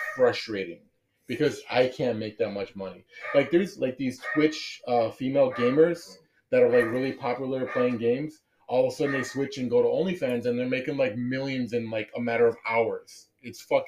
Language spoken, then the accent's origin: English; Chicago, Illinois, United States; I'm from Chicago, I'm from a bigger city